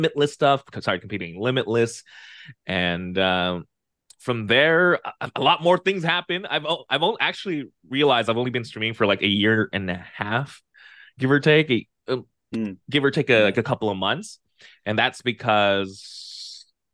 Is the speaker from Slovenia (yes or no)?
no; Philippines; I'm from the Philippines